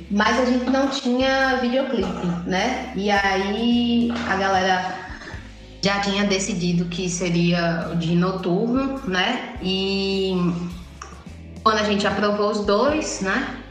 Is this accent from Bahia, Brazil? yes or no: yes; Salvador, Bahia, Brazil; moved away; eu sou de Salvador